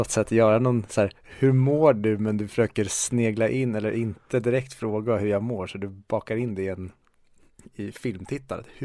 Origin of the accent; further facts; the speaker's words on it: Sweden; jag tycker ju att vi i Sverige, det har jag sagt hur många gånger som helst